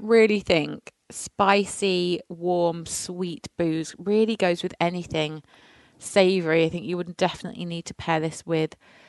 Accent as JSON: {"language": "English", "area": "near the Pennines", "region": "the north of England", "country": "United Kingdom", "moved": "yes", "said": "I'm from England, as we all as the people know, but I'm actually from the north of England in a hilly part near the Pennines. So it does get really bitterly cold in the winter."}